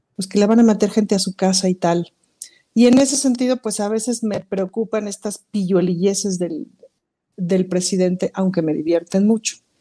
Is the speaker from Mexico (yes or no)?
yes; Mexico; somos mexicanos